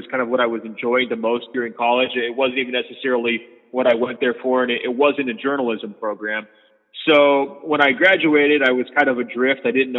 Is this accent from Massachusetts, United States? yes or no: no; Beaverton, Oregon, United States; moved away as an adult; also born or lived in Baltimore, Maryland; I grew up in Beaverton, Oregon, which is like the home of Nike, and you know, the international headquarters there